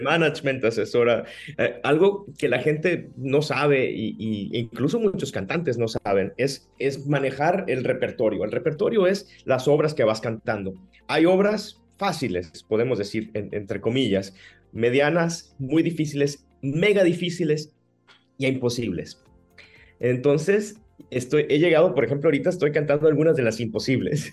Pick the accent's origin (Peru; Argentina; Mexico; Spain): Mexico; Navojoa, Sonora; accent: sonorense; moved away as an adult; also born or lived in Ciudad Obregón, Sonora / Hermosillo, Sonora / Mexico City / Italy; nací en Obregón, me crié en Navojoa y, en la preadolescencia me fui a Hermosillo con mi familia